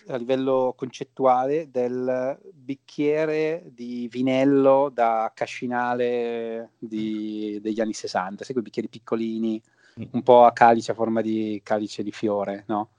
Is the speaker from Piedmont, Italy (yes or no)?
yes; Piedmont, Italy; siamo dei Piemontesi